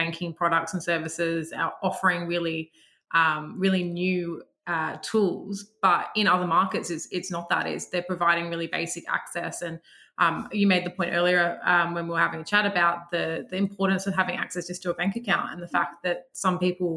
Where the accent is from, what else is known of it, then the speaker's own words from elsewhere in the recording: Australia; also born or lived in United Kingdom; Being an Australian